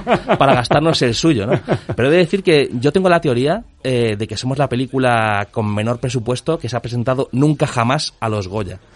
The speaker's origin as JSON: {"language": "Spanish", "country": "Spain", "said": "somos españoles"}